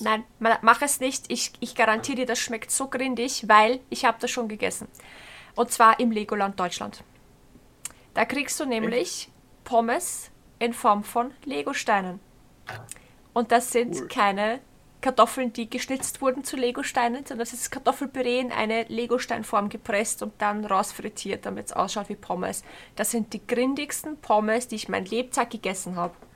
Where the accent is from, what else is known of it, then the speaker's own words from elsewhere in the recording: Bruck an der Leitha, Lower Austria, Austria; ich komme ja ähm, ursprünglich aus Bruck an der Leiter.